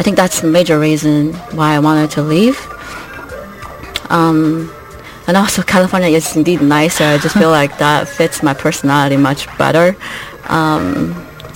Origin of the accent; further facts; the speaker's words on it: China; English is a second language; moved away as an adult; also born or lived in Canada; now in Colorado, United States; China is nice, it's my home country